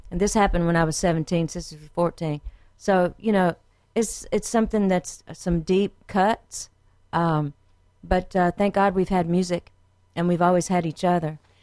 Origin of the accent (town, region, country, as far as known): Frankville, Alabama, United States; born or raised there; also born or lived in Quantico, Virginia